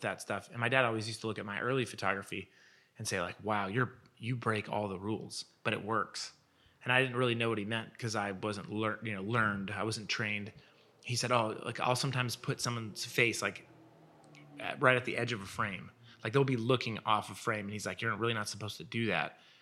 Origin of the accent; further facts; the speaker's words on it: Portland, Oregon, United States; moved away as an adult; now in Los Angeles, United States; I was born in Portland, Oregon, and I lived there until I was a, probably eighteen.